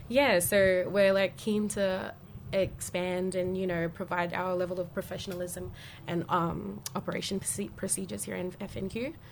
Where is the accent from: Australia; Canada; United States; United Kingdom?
Australia; Cairns, Queensland; So I have connections throughout Saibai and Murray Island as well. And I was born and raised here in Cairns.